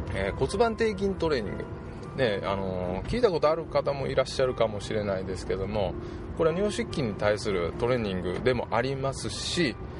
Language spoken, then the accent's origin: Japanese; Japan; also born or lived in Osaka; うちの田舎から近いんですけども、えー、熊野